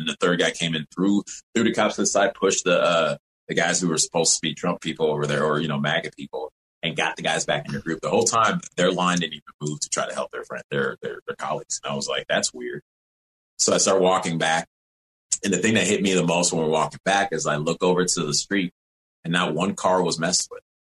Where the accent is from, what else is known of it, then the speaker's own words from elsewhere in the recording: Evanston, Illinois, United States; also born or lived in Rochester, New York; I was born in Rochester, New York and grew up in Evanston, Illinois, Illinois, right outside of Chicago.